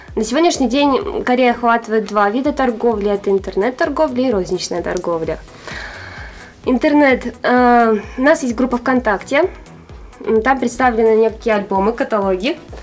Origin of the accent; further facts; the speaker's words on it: Arkhangelsk, Arkhangelsk Oblast, Russia; я родилась и живу в Архангельске